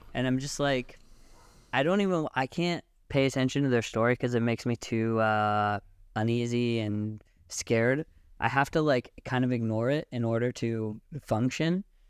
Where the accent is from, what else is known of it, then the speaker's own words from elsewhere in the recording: Seattle, Washington, United States; moved away as an adult; also born or lived in Israel / Sasa, Israel; now in Tel Aviv, Israel; I was born in Israel, but I grew up in Seattle, Washington, and I moved to Israel when I was eighteen